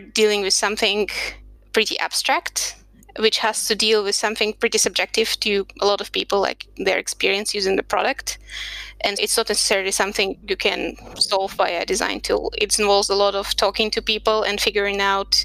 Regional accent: Serbia; also born or lived in Russia; now in Budapest, Hungary; I'm originally from Russia, and I spent most of my life growing up in Serbia

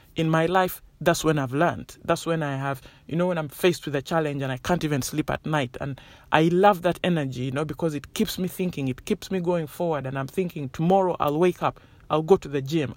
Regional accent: Uganda; moved away; I grew up in Uganda

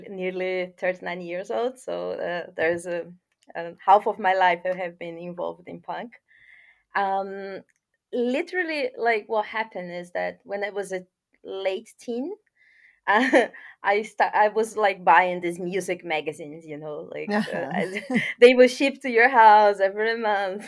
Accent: Porto Alegre, Rio Grande do Sul, Brazil; English is a second language; moved away as an adult; also born or lived in Curitiba, Brazil / London, United Kingdom; in South Brazil, in Porto Alegre, where I'm from

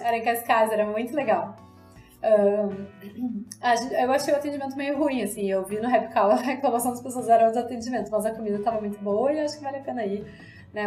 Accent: Brazil; sendo brasileiros

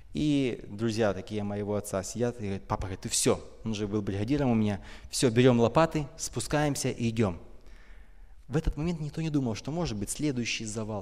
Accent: Donetsk, Donetsk Oblast, Ukraine; now in Kyiv, Ukraine; Я вообще родом из Донецка.

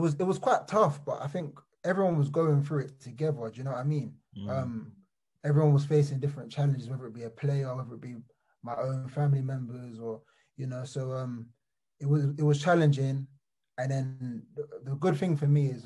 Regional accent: London, United Kingdom; I was born in Wandsworth Borough, Battersea

